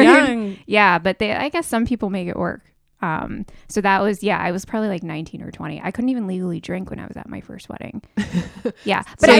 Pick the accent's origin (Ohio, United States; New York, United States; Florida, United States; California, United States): New York, United States; New York City; I'm from New York City.